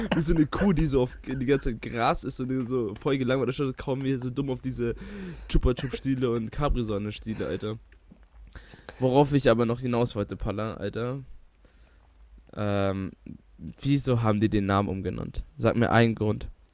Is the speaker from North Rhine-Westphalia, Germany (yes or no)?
no; Bavaria, Germany; sind wir doch stolze Bayer